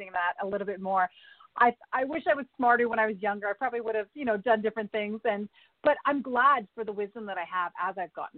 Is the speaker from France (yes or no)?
no; Alberta, Canada; She's also hails from Alberta, Canada, like I do.